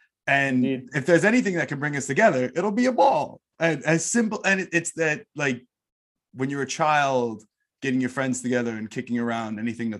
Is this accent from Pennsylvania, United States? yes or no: no; New York City, New York, United States; I'm from New York City